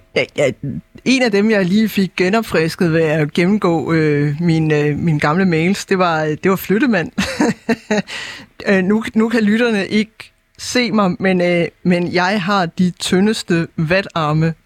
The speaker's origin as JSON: {"language": "Danish", "region": "Jutland", "country": "Denmark", "moved": "yes", "lives_now": "Copenhagen, Denmark", "said": "det var træls, som vi siger hjemme i Jylland"}